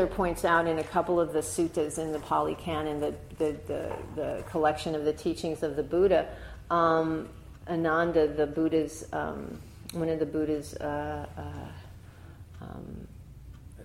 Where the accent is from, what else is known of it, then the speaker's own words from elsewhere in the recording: New York City, New York, United States; I grew up in New York City